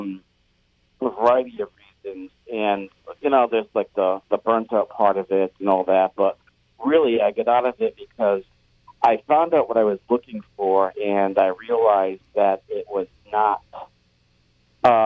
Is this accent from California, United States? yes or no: no; Providence, Rhode Island, United States; also born or lived in New Orleans; I grew up in Providence, actually, Providence, Rhode Island